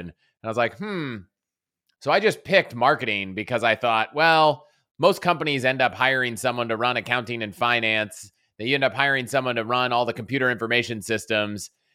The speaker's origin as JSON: {"language": "English", "region": "Virginia outside DC", "country": "United States", "tie": "born or raised there", "also_born_or_lived": "Colorado", "moved": "as an adult", "said": "I grew up in Vir-, Virginia outside D C"}